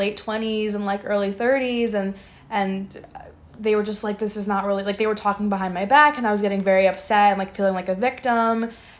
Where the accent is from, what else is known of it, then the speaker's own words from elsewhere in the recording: New York City, New York, United States; It doesn't count if I'm from Brooklyn.